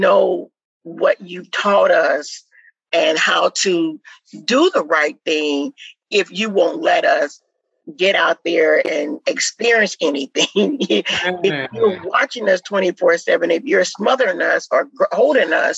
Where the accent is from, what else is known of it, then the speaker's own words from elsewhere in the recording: Midwest, United States; moved away; we was raised in the Midwest